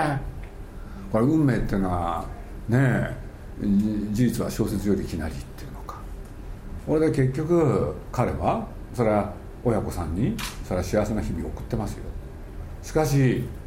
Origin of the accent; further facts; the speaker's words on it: Japan; 我々日本人